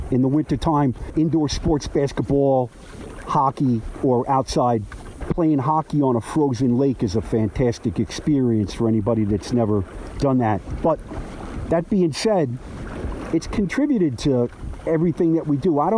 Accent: Jersey City, New Jersey, United States; I grew up in a town on the Hudson River, Jersey City, New Jersey, which is the second largest city in New Jersey, and it shares the border of the Hudson River with downtown Manhattan.

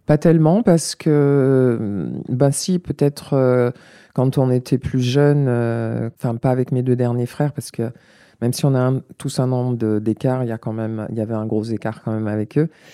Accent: La Courneuve, Île-de-France, France; also born or lived in Paris; je suis née à Paris 14e, j'ai grandi à Stein dans le 93, euh, j'ai grandi à La Courneuve. J'y suis restée jusqu'à l'âge de 12 ans

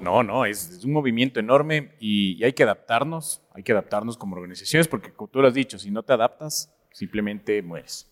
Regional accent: Ecuador; como latinoamericanos, bueno, como ecuatorianos

